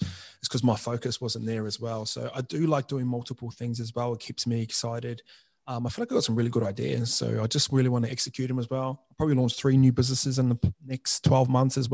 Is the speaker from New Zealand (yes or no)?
yes; New Zealand; moved away; I'll come from New Zealand and my hometown's got the highest youth suicide rate in the country